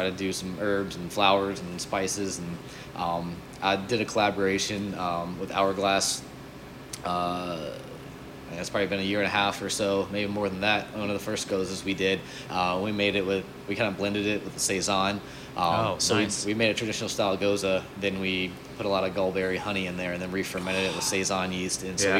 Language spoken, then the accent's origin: English; Florida, United States; they were telling us we should stop in Bo Weegan's because they heard we're from Florida.